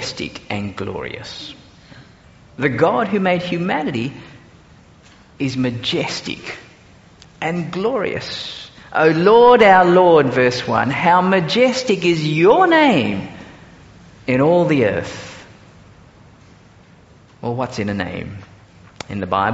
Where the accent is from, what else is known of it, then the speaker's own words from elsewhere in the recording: Singapore; now in Australia; I grew up in Singapore before actually coming out to Australia